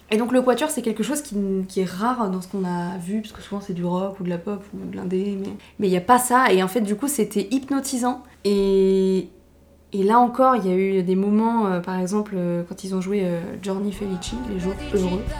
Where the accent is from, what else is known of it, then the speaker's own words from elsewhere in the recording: Paris, Île-de-France, France; je suis parisien.